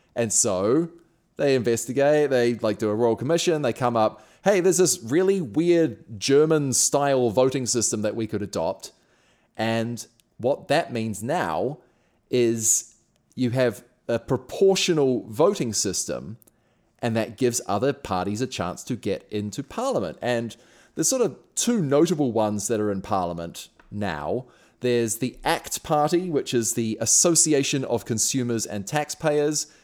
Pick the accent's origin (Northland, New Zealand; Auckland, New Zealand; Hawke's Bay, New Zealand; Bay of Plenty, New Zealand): Auckland, New Zealand; I grew up in Auckland, which is a city of 1.5 million people.